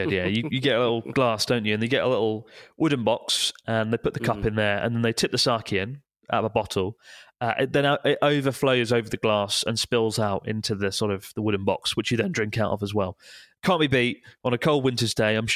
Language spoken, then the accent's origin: English; Madeira, Portugal; English is a second language; now in Antwerp, Belgium; I'm Portuguese from Madeira Island, currently living in Antwerp, Belgium.